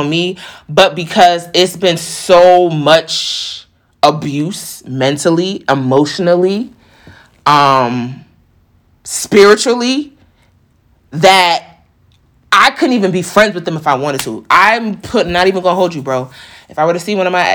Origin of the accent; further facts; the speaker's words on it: New York, United States; I'm a New Yorker too